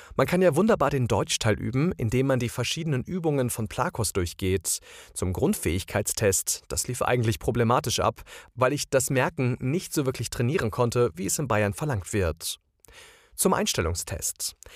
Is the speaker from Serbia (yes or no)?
no; Croatia; German is a second language; now in Germany; als Kroate